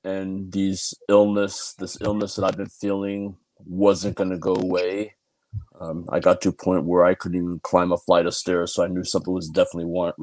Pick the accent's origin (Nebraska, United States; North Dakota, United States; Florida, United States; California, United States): California, United States; San Diego; I'm from San Diego, California